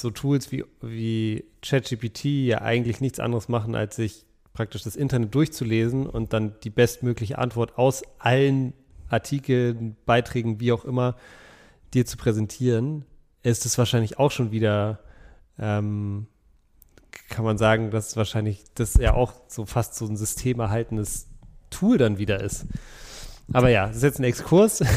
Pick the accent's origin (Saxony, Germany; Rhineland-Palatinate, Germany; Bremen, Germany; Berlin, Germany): Berlin, Germany; ich bin ja auch in Berlin aufgewachsen